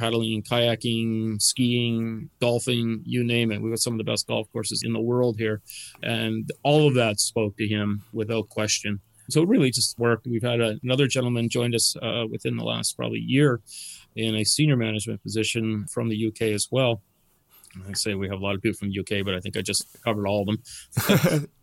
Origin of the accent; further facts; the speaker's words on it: Dartmouth, Nova Scotia, Canada; moved away as an adult; also born or lived in Bedford; now in Cape Breton, Canada; I'm not originally from here. Uh, I'm from Dartmouth, actually